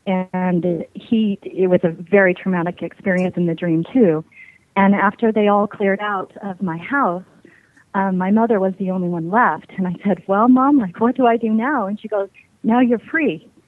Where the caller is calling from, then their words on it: Salt Lake City, Utah, United States; Lake City, Utah.